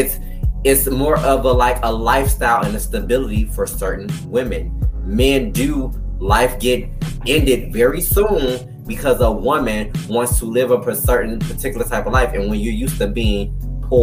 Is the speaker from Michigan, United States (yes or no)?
yes; Detroit, Michigan, United States; I'm from Detroit, Michigan, where it's primarily 105% black. I didn't grow up with no white bitches. I grew up with a whole bunch of people of color